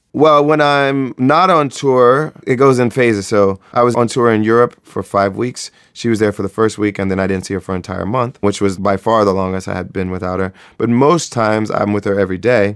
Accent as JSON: {"language": "English", "town": "Springfield", "region": "Ohio", "country": "United States", "tie": "born or raised there", "said": "I grew up in Springfield, Ohio"}